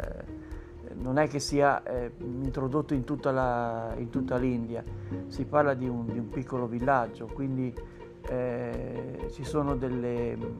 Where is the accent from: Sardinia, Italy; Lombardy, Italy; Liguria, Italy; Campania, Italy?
Liguria, Italy; Sanremo; sono di Sanremo